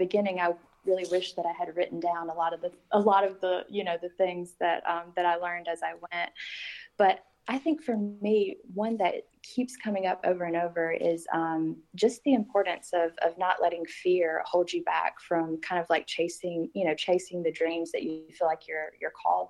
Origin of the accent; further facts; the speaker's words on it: Sandersville, Georgia, United States; I grew up in Sandersville my whole life